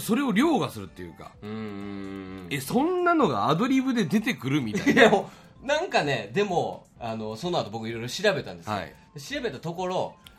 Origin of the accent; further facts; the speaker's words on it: Yokohama, Kanagawa, Japan; 僕出身地聞かれたらはい、その横浜って答えるんで